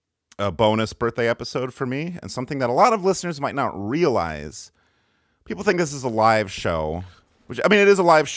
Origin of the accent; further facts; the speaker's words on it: Michigan, United States; moved away; I was born in Michigan around 10:45 p.m. on November 10th, me being in the Pacific time zone right now